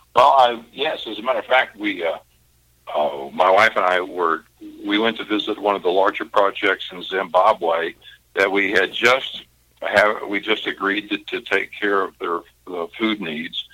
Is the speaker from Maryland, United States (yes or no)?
no; Kentucky, United States; I'm from Kentucky.